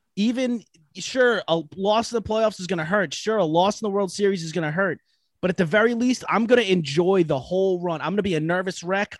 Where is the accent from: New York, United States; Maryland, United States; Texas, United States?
New York, United States; Long Island; I'm from Long Island, New York. I'm, uh, live out in West Babylon.